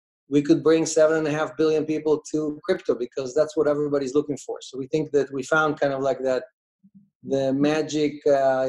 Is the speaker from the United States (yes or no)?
no; Russia; moved away; I was born in Russia, in the USSR.